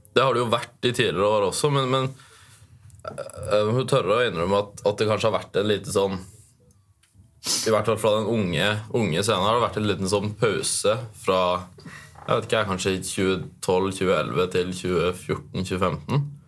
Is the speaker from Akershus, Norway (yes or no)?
no; Oslo, Norway; accent: Oslo dialect; now in Tromsø, Norway; Men jeg har jo egentlig dialekt fra Oslo.